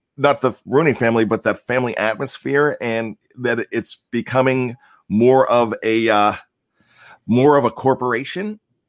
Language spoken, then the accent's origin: English; Cape Cod, Massachusetts, United States; I'm from the Cape Cod, Massachusetts area.